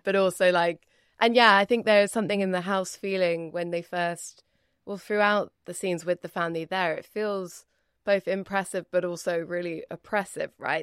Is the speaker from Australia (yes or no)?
no; United Kingdom; as a Brit